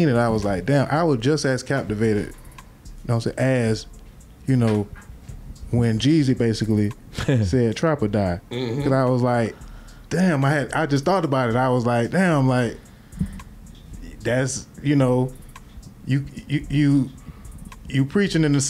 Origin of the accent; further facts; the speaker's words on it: Florida, United States; I'm from Florida